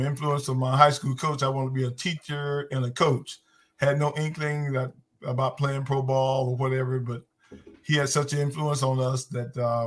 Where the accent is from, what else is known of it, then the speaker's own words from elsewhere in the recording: Whitmire, South Carolina, United States; I was born in South Carolina, in Whitmire, South Carolina, and participated in all sports at the Whitmire High School